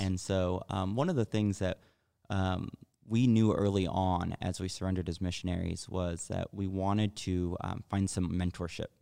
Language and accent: English; Texas, United States; I grew up in Texas, and everybody in Texas told me that God was real.